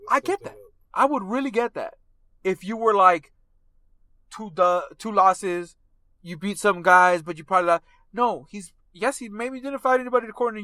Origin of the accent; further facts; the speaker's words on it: United States; as an American